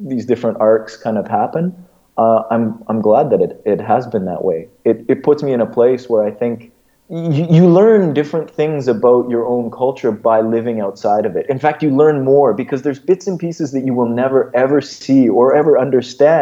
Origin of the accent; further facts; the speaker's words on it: Edmonton, Alberta, Canada; moved away as an adult; also born or lived in Egypt; growing up in Edmonton